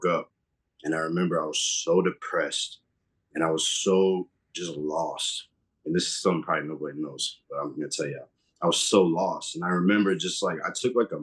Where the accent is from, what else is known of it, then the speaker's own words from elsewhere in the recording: Massachusetts, United States; I grew up in Massachusetts